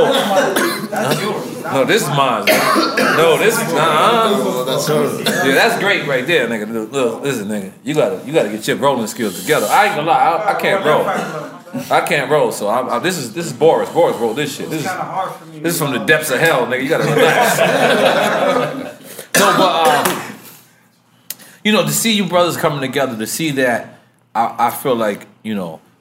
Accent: New York City, New York, United States; I grew up in Queens, and in Queens, my next door neighbor was a Russian

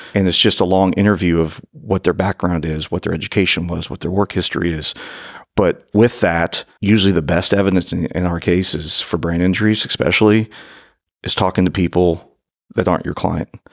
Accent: northern Kentucky, United States; born or raised there

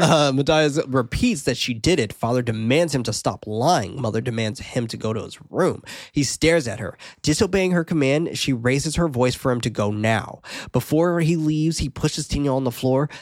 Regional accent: United States; being American

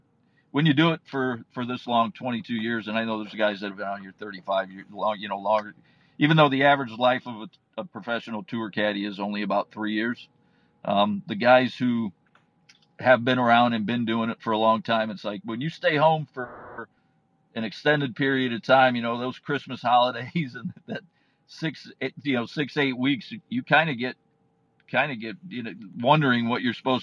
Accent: Indiana, United States; moved away as an adult; also born or lived in Chicago area / Kansas / Florida; I grew up in Indiana

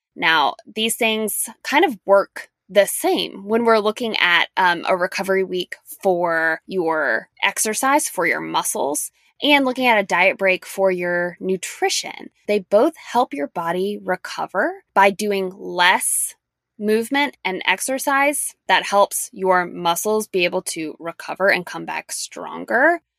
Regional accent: Louisiana, United States; moved away; a long trip to my hometown in Louisiana

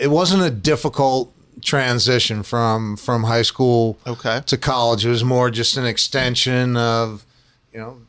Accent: Bucks County, Pennsylvania, United States; I grew up in Bucks County, Pennsylvania, which is outside of Philadelphia

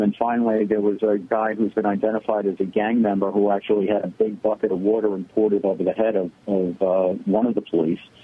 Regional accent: New York City, New York, United States; I grew up in the Bronx in the 60s and 70s

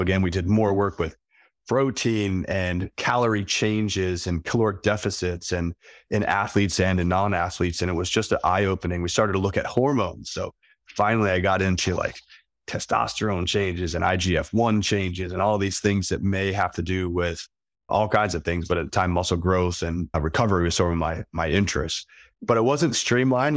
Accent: Philadelphia, Pennsylvania, United States; moved away as an adult; also born or lived in upstate New York / South Dakota; I grew up in Philly

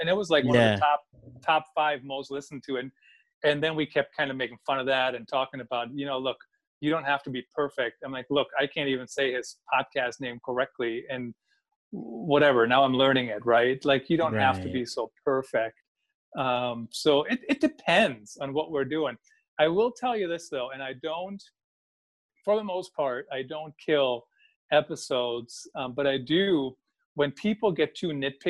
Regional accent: Germany; now in Cedar Rapids, United States; when I was growing up in Germany

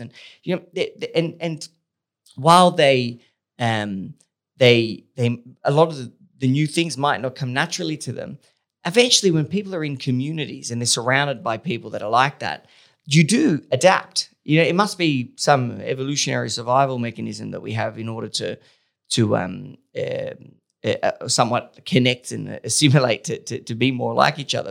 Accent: Australia; being Australian

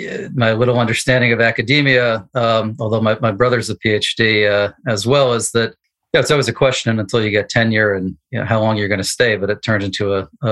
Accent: Allentown, Pennsylvania, United States; moved away as an adult; also born or lived in New York City, United States / Washington, D.C. area, United States; now in Pikesville, Maryland, United States; I grew up in Allentown from kindergarten to 12th grade. Lived there. Before that, was living in New York, and for the better part of, I guess 2 decades now, I've been in the Washington, D.C. area.

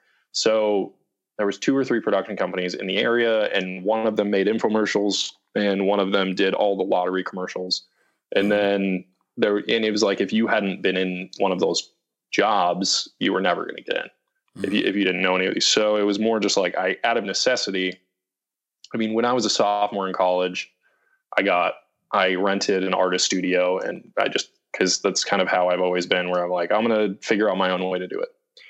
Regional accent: East Coast, United States; And growing up on the East Coast, personal relationships were super important to me.

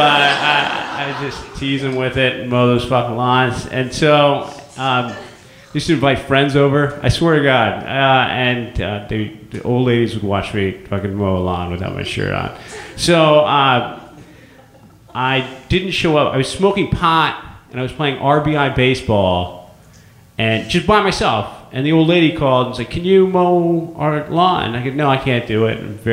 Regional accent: San Francisco, California, United States; also born or lived in San Luis Obispo; growing up and born and raised in San Francisco

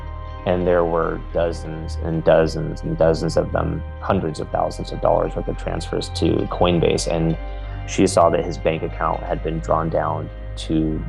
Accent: Southern California, United States; moved away as an adult; now in North Carolina, United States; Grew up in Southern California, went to college in Southern California, and then ultimately ended up going to the East Coast for medical school.

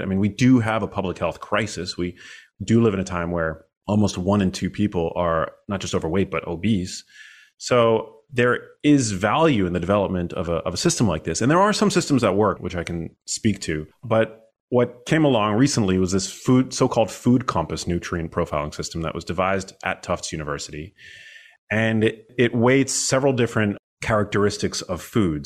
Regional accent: New York City, New York, United States; I'm born and raised in New York City.

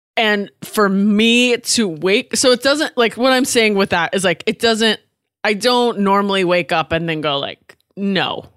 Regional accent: Washington, United States; now in Los Angeles, United States; I'm from Washington State

